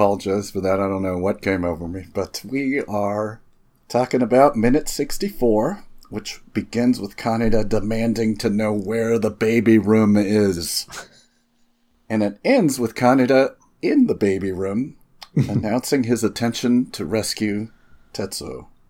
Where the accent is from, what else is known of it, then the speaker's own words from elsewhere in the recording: California, United States; I'm from California, so I'm gonna say like a lot, and you know, my intonation will make every sentence sound like it's a question.